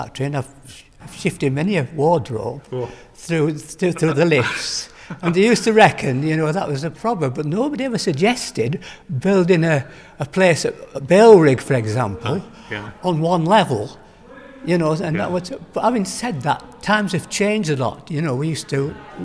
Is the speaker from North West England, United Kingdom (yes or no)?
yes; Lancaster, North West England, United Kingdom; I was born in the Royal Lancaster Infirmary, but we lived on Penny Street in Lancaster, above the shops on there